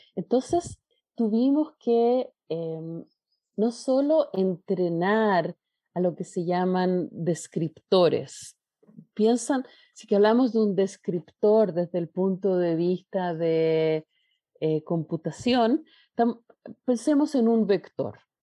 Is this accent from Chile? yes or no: yes; Chile; Chile, que es de donde yo vengo